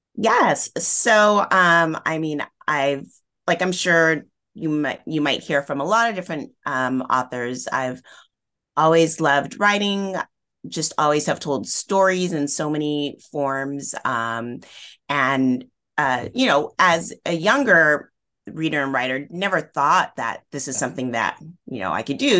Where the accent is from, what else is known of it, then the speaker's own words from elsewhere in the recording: Northern California, United States; where I grew up in Northern California